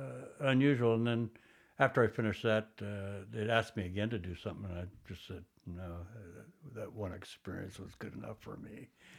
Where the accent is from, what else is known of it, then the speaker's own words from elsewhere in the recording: Toronto, Ontario, Canada; Basically Toronto. My family moved around a lot